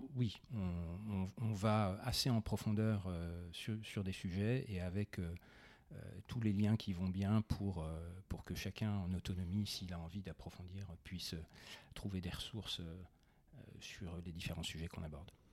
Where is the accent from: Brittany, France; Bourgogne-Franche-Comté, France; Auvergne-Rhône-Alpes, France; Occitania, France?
Bourgogne-Franche-Comté, France; Besançon; Je suis provincial. J'ai grandi à Besançon.